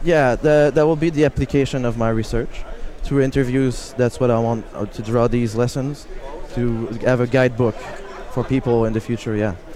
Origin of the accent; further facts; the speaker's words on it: Canada; I'm from Canada.